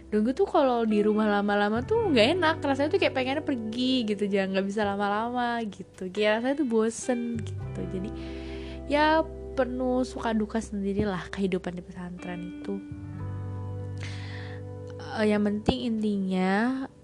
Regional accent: Jakarta, Indonesia; gue dari Jakarta terus kan gue ke daerah beda kan kayak semua pemikiran apa itu beda sama gue yang emang orang mikir gue tuh kalau ngomong nyolot lah apalah inilah tapi gue tuh sebenernya ya emang Jakarta ya gini gitu loh

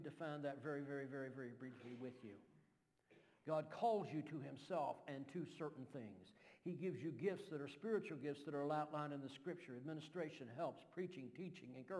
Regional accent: Kentucky, United States; accent: Kentucky drawl; I'm still from Kentucky. And y'all can get used to this Kentucky drawl

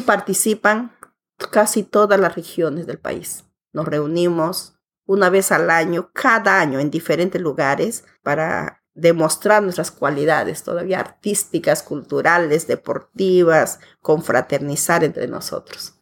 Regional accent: Pucallpa, Ucayali, Peru; also born or lived in Curimaná, Peru; yo nací en un pueblo que se llama Curimaná, que ahora ya es un distrito que está en pleno desarrollo que está ubicada en la provincia de Padre Abad y a 92 kilómetros de la ciudad de Pucallpa, donde yo vivo. Allí crecí hasta los 11 años

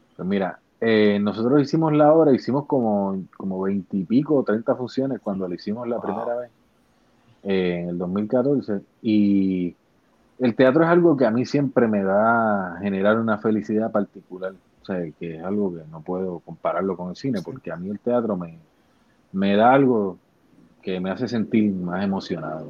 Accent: Bayamón, Puerto Rico; yo soy un actor puertorriqueño, tengo 43 años, nací en el pueblo de Bayamón

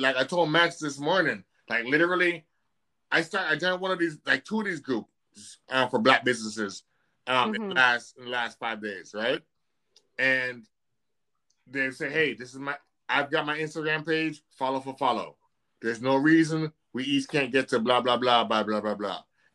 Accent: Jamaica; also born or lived in upstate New York; now in New York, United States; I grew up obviously in Jamaica, which is a very relaxed culture

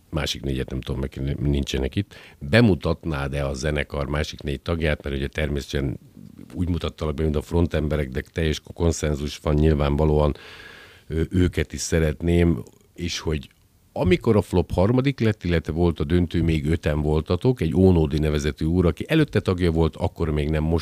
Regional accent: Felvidék, Slovakia; holott ugye felvidéki magyarként a szolfés oktatás más jellegű, mint nálunk.

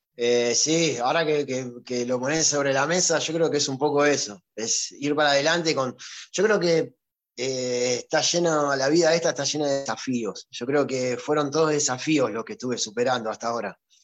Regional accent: Ciudad Evita, Buenos Aires Province, Argentina; en Ciudad Vita, el lugar donde yo nací

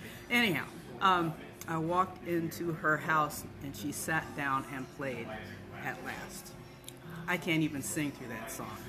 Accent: Ohio, United States; now in Maui, United States; I am from Ohio.

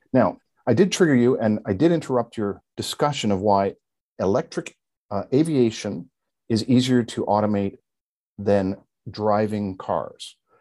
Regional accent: Canada; as a Canadian

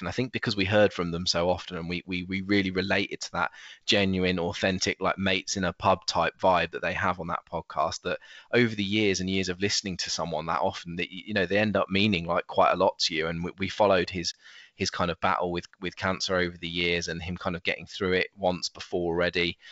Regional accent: United Kingdom; as British people

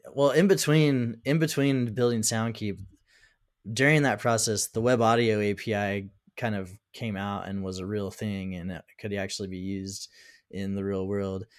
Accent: United States; I'm from the United States

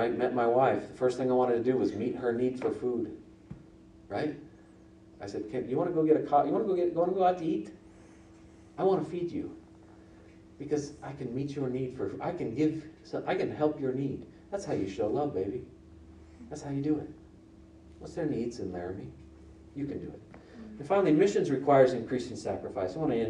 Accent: Nigeria; also born or lived in Liberia / Niger / Togo; I was born in Liberia, raised in Nigeria, Niger, and went to school in Togo, and finished my degree in Springfield.

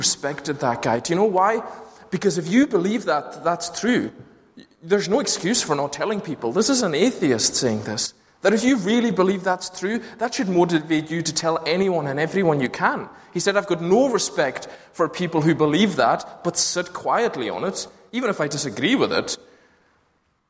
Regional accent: Lewis, Scotland, United Kingdom; growing up in Lewis, which wasn't as plagued by streetlights as Glasgow and its suburbs are.

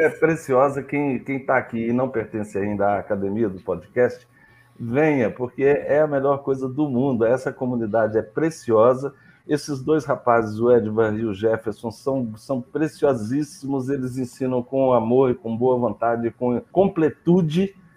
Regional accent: Belo Horizonte, Minas Gerais, Brazil; eu nasci em Belo Horizonte, né, que é terra de montanhas

